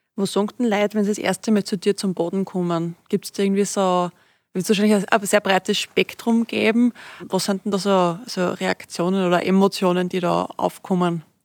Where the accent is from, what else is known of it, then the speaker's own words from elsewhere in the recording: Styria, Austria; now in Upper Austria, Austria; als Steirerin da in, in Oberösterreich, als Zurgroste